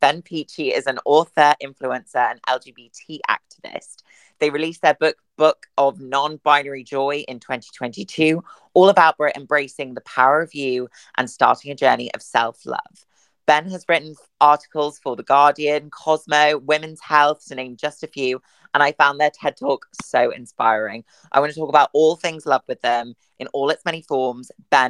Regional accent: Wakefield, Yorkshire and the Humber, United Kingdom; Well, I'm originally from Yorkshire, so I'm

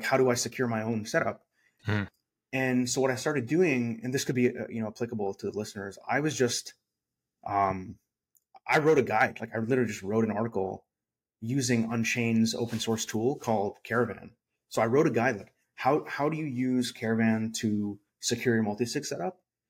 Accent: San Francisco Bay Area, California, United States; now in Austin, United States; I'm from the San Francisco Bay Area.

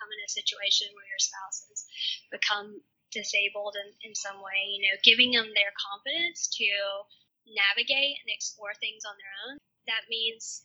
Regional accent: the South, United States; I'm from the South.

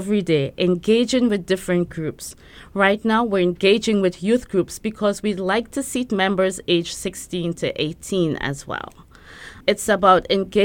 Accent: Trinidad & Tobago; now in Brooklyn, United States; I grew up in Trinidad. I'm from Trinidad and Tobago

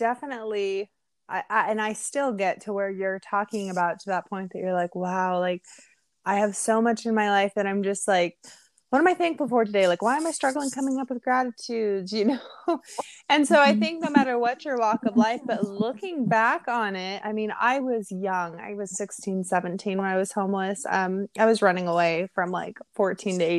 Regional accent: Seattle, Washington, United States; I grew up in Seattle

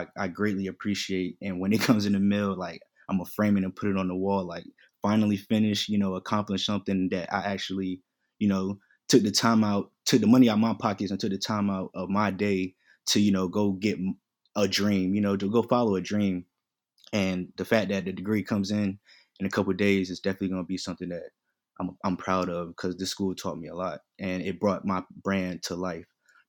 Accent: Queens, New York, United States; also born or lived in North Carolina; I'm originally from Queens, New York. You know what I mean? Moved down here. My pops moved us down here. So we've been back and forth between North Carolina and New York.

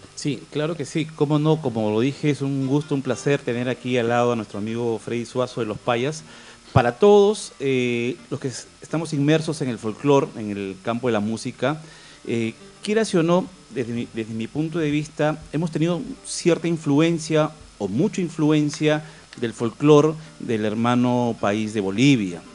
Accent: Peru; como peruano

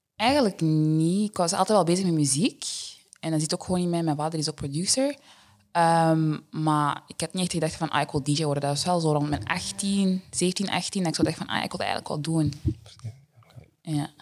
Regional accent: Deurne, Flanders, Belgium; ik ben er eigenlijk gewoon opgegroeid in Deurne altijd

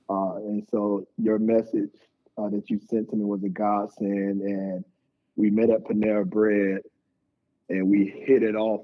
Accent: Tampa, Florida, United States; I was born in Tampa, Florida

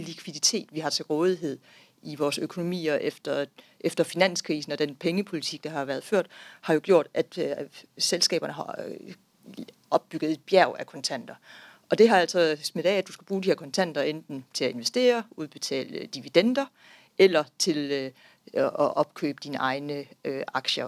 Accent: Denmark; vi, som danskere

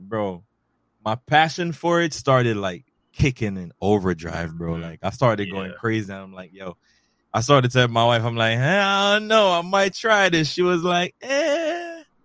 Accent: Jamaica; also born or lived in Bronx, New York City; now in New York City, United States; I was born and raised originally in Jamaica, but now mm-hmm. I reside in New York City, in the Bronx

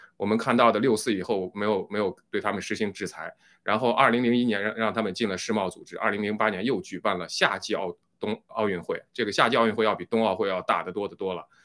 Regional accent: China; moved away; 我们中国人

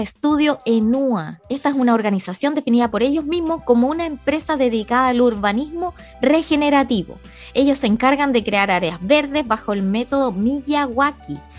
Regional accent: Chile

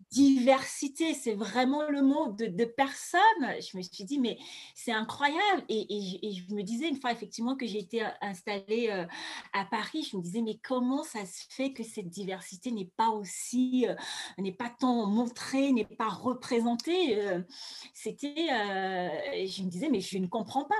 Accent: Douala, Littoral, Cameroon; moved away; also born or lived in Yaoundé; Moi, je suis née à Douala. Je suis née, j'ai grandi à Douala

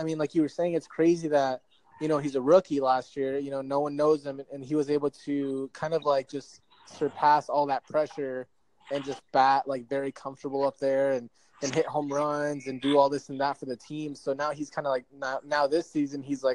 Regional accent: Arizona, United States; we're from Arizona.

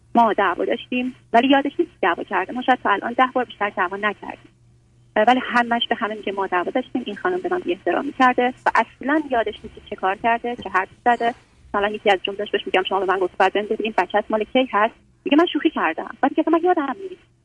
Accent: Iran; moved away as an adult; now in United States; تازه 6 ماه که از ایران اومدم آمریکا

